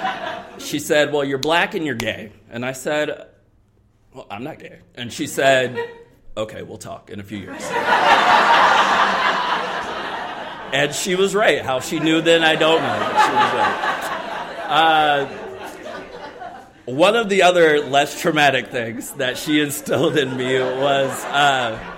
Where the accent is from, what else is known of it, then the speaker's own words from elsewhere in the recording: South Carolina, United States; moved away as an adult; now in Columbus, United States; I am from the South. I've only lived here for 2 years, so I am from South Carolina